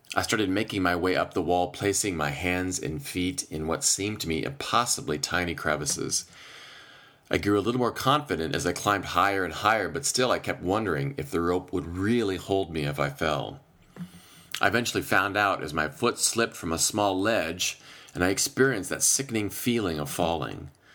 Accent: Iowa, United States; now in Chicago, United States; I was home, back in my home state of Iowa for a few days

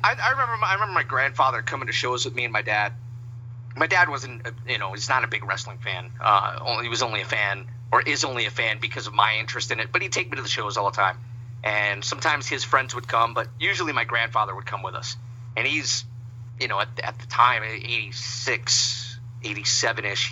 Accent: Pawtucket, Rhode Island, United States; I grew up in Pawtucket, Rhode Island

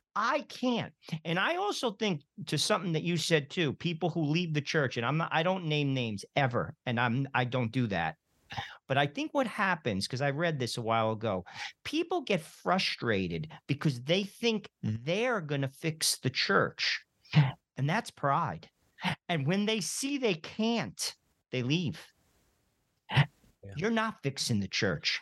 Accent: New Jersey, United States; I'm from New Jersey

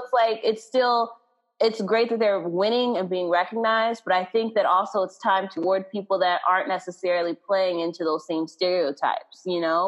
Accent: Texas, United States; accent: Texas twang; I'm from Texas

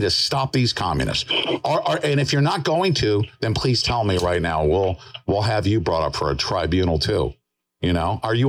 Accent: New York, United States; moved away; I'm from, I was born and raised in New York, and thank God, I am not there anymore.

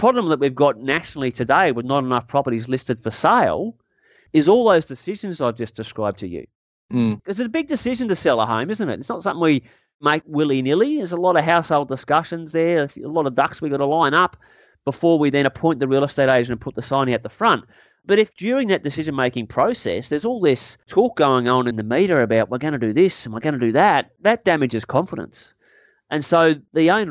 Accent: Australia; I'm also an Australian, and I care more about my country

